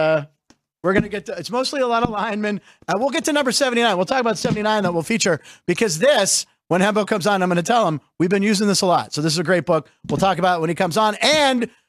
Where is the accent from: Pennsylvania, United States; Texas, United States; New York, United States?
Pennsylvania, United States; Pittsburgh; born or raised there